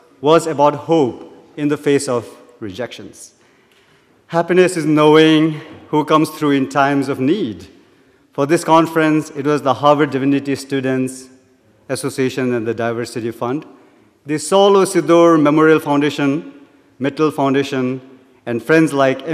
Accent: Bhutan; moved away as an adult; now in Cambridge, United States; I'm from Bhutan, as you can see, wearing my national dress

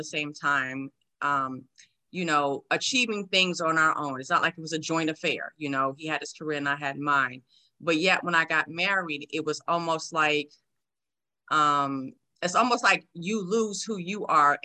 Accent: New York City, New York, United States; moved away as an adult; now in San Antonio, United States; Born and raised in New York City

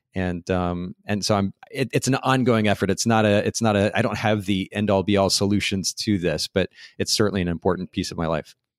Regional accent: United States

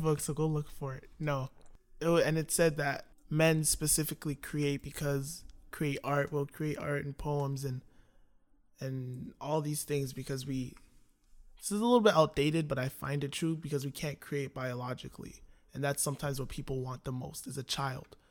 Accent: Toronto, Ontario, Canada; also born or lived in Scarborough / North York; Okay, so I grew up in Toronto. I was born in Scarborough, and then me and my family moved to North York

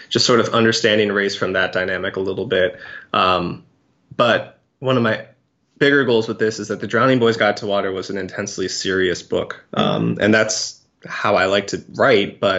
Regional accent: California, United States; born there; I was born in Cali. I still have family there.

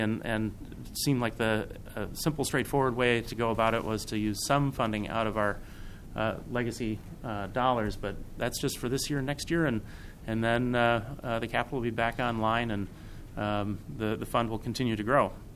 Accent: Minnesota, United States; I'm from Minnesota

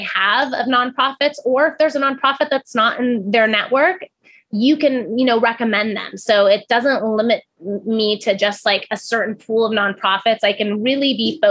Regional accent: Pacific Northwest, United States; also born or lived in Oahu, Hawaii; now in Oregon, United States; I grew up in the Pacific Northwest

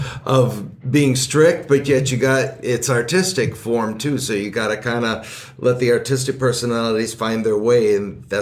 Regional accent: Baraboo, Wisconsin, United States; as a kid growing up in Baraboo

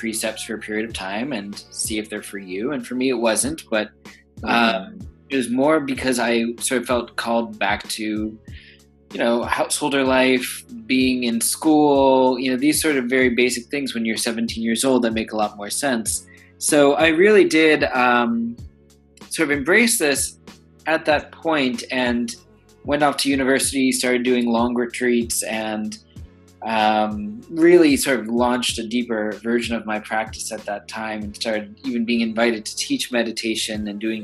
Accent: New York City, New York, United States; I was born and raised here in New York

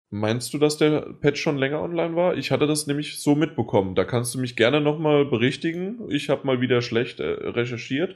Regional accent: Germany; bei uns in Deutschland

